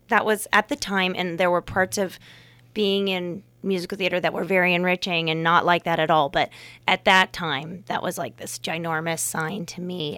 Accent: Fremont, California, United States; moved away as an adult; also born or lived in Santa Barbara, California / New York; now in Napa Valley, United States; I grew up in Fremont, California

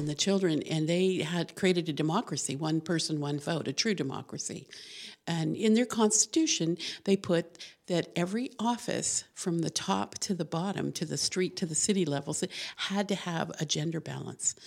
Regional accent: Albuquerque, New Mexico, United States; moved away; New Mexico. I was born in Albuquerque.

